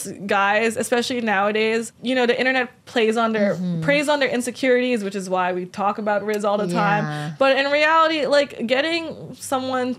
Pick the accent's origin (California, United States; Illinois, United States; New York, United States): California, United States; Los Angeles; I'm from here. I'm LA native